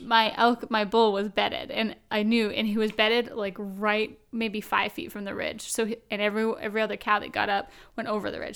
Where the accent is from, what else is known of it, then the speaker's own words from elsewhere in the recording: Vancouver Island, British Columbia, Canada; I'm from out west. I'm from Vancouver Island